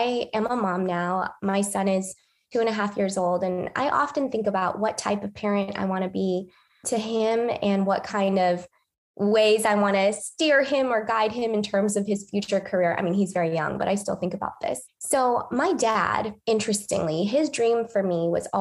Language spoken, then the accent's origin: English; Bay Area, California, United States; I grew up in the Bay Area pretty much my whole life, went to high school, college, med school in the Bay